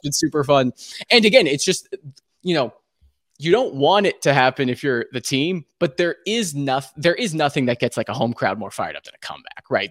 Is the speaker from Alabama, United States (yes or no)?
no; Hawaii, United States; moved away; I was born and raised in Hawaii